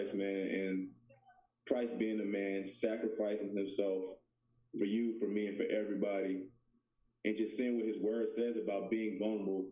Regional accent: Georgia, United States; moved away as an adult; also born or lived in Memphis, Tennessee / Connecticut / California; now in Arizona, United States; I was born in Memphis, Tennessee. I was raised there until about seven. Then my family moved to Georgia.

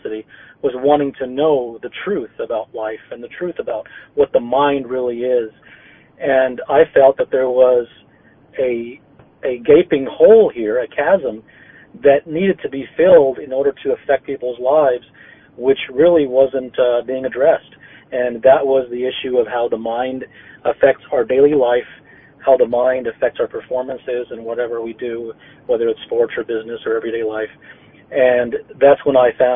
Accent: India; I was born in India

